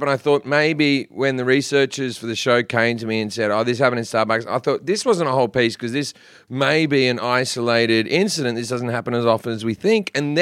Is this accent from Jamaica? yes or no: no; Australia; moved away; I'm from Australia